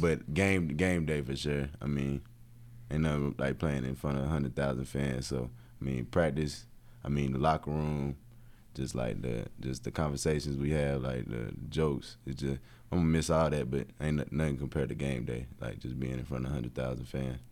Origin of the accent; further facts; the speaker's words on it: Tennessee, United States; also born or lived in Atlanta; I'm not from Knoxville, but, like, in-state guy